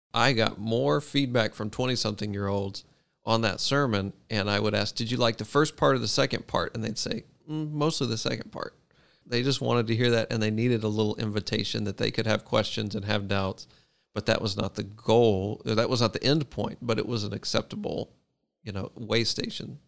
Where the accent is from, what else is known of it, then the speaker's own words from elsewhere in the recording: Memphis, Tennessee, United States; moved away as an adult; now in Davidson, United States; I grew up at Hope in Memphis.